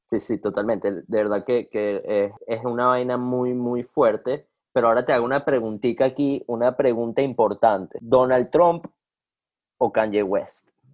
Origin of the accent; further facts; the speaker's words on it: Venezuela; now in United States; yo, yo soy venezolano